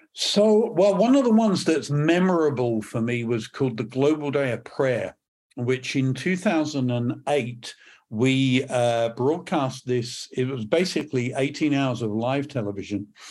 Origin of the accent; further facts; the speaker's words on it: England, United Kingdom; accent: British; moved away as an adult; also born or lived in Northern California; now in Perth, United Kingdom; I'm not from Scotland originally, from, usually, um, my, my background is, um, from England